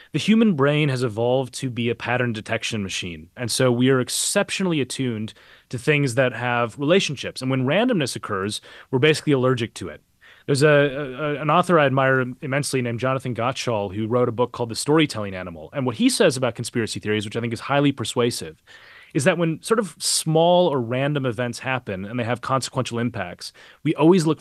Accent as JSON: {"language": "English", "town": "Minneapolis", "region": "Minnesota", "country": "United States", "tie": "born or raised there", "moved": "yes", "said": "I grew up a couple miles away from where he was killed. I'm from Minneapolis originally."}